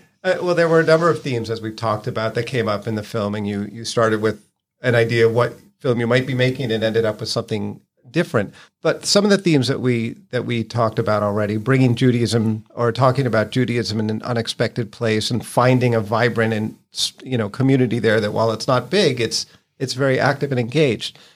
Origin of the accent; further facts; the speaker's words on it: Lexington, Massachusetts, United States; I grew up in Lexington